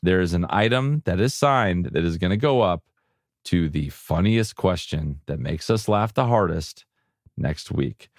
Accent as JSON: {"language": "English", "town": "San Diego", "region": "California", "country": "United States", "said": "I'm from San Diego"}